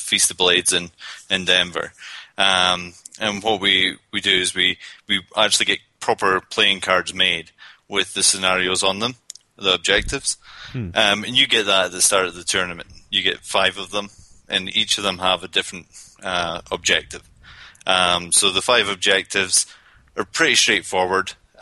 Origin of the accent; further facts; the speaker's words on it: Scotland, United Kingdom; accent: Scottish; now in Colorado, United States; I came over from Scotland. That's where I spent most of my days.